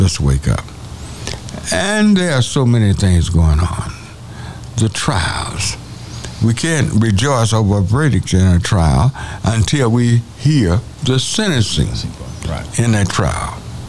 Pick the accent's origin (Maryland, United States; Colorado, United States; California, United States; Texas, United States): Texas, United States; Denton; I'm from Denton.